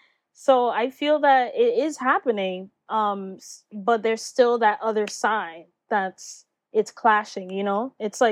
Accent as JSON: {"language": "English", "region": "New York", "country": "United States", "tie": "born or raised there", "said": "And here growing up in New York, you know, Latinas, like you just mentioned, it was like the …'s, we had the …'s, the …'s, and none of them were Black, you know?"}